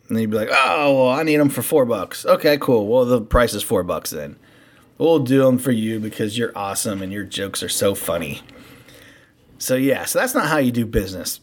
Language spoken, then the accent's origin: English; Cincinnati, Ohio, United States; We are from Cincinnati and we're local